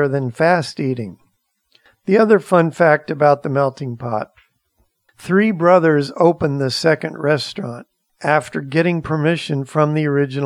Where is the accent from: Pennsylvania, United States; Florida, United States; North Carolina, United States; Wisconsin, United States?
Florida, United States; Maitland; where I grew up in Maitland, Florida